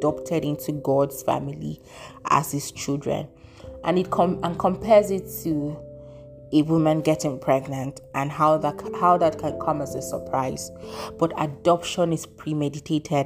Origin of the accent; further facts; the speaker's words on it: Nigeria; my home country, Nigeria